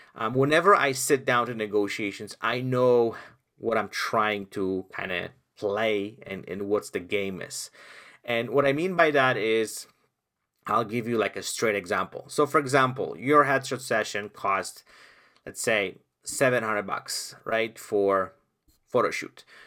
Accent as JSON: {"language": "English", "country": "Poland", "second_language": "English", "moved": "yes", "said": "I came from Poland, where I lived in communism"}